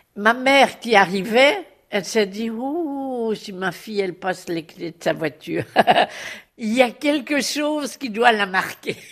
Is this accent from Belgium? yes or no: yes; Belgium; now in Paris, France; Je suis belge d'origine, j'ai épousé un Français